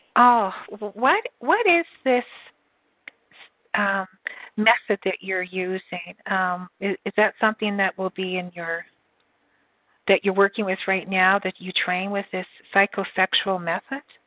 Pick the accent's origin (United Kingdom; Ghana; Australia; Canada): Canada; I'm Canadian too